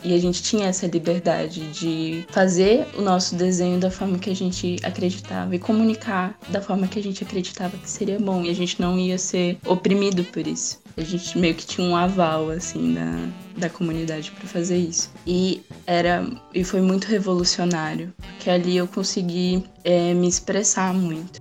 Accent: São Paulo, Brazil; moved away as an adult; now in Aracaju, Brazil; eu vim da, da periferia de São Paulo e, e lá eu entrei em contato com a, as fábricas de cultura. Eu já estava lá no, na minha adolescência

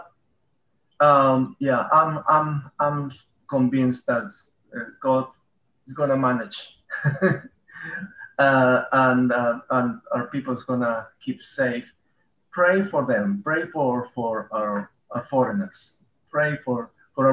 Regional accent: Peru; English is a second language; moved away as an adult; now in Bedford, United Kingdom; I'm coming from Peru

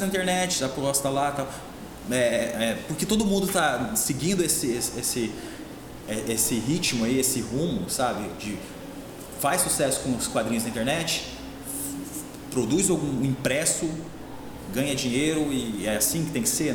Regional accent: Porecatu, Paraná, Brazil; moved away as an adult; also born or lived in Apucarana / Londrina; now in Campo Mourão, Brazil; sou de Porecatu, região de, de Londrina ali cresci em Porecatu

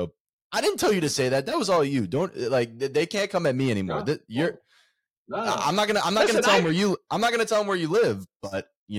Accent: Florida, United States; also born or lived in Orlando; we're from Florida. We live in Orlando.

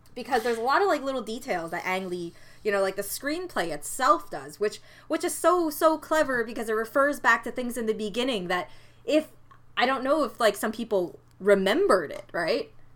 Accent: Canada; being the Canadian that I am

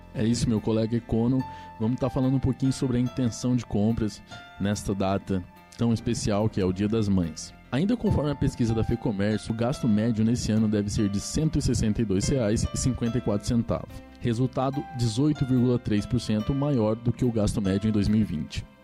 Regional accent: Brazil; como um bom brasileiro

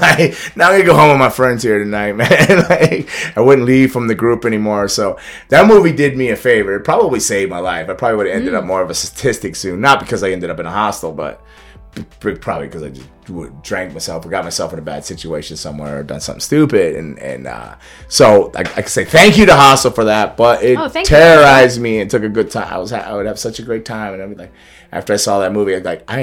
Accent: Florida, United States; I grew up in Florida

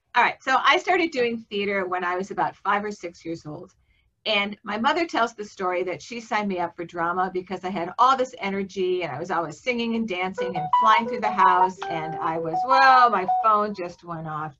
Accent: Milwaukee, Wisconsin, United States; moved away as an adult; also born or lived in Austin, Texas; now in Iowa, United States; I grew up in uh, Wisconsin. I grew up in Milwaukee.

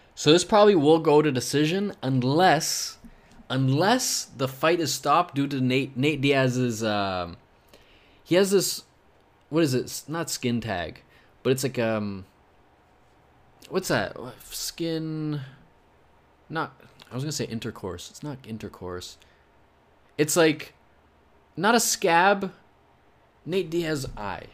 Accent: Scotland, United Kingdom; I'm Scottish

